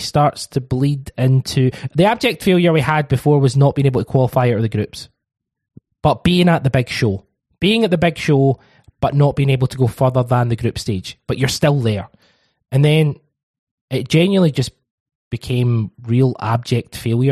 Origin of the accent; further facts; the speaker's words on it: Glasgow, Scotland, United Kingdom; I was raised with a great pride of Glasgow. My father's very, very proudly Glaswegian